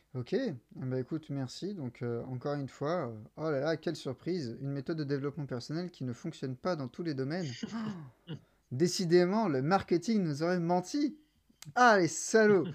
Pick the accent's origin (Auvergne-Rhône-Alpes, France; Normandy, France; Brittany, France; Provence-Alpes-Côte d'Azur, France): Provence-Alpes-Côte d'Azur, France; Toulon; moved away as an adult; also born or lived in England / Paris; now in Marseille, France; moi à la base, je viens de Toulon